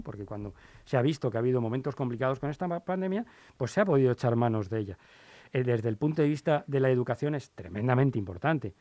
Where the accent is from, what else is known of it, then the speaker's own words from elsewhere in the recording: Spain; era español